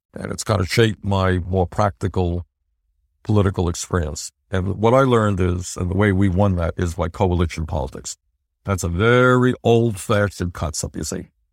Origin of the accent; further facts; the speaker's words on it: New York City, New York, United States; moved away; we grew up in a, in a three and a half room rent controlled apartment in, in Brooklyn